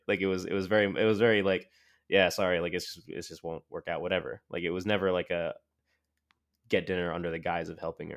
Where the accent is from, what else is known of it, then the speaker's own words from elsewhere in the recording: Montclair, New Jersey, United States; moved away as an adult; also born or lived in Crown Heights, Brooklyn; now in Brooklyn, New York, United States; I grew up in Montclair, New Jersey